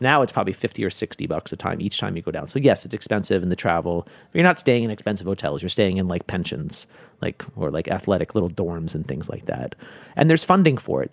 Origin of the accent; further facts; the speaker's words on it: New York, United States; moved away as an adult; also born or lived in Hong Kong / China; even though I'm from New York, I was new to New York